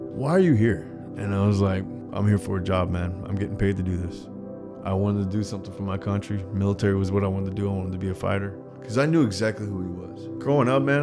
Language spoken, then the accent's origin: English; Colorado, United States; I grew up in Colorado